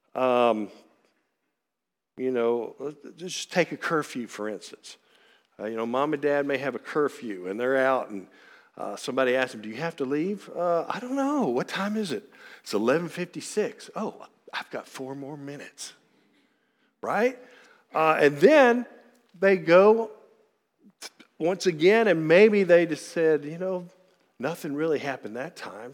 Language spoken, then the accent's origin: English; Frankfort, Kentucky, United States; also born or lived in Lexington, Kentucky; I am born and raised in Frankfort, Kentucky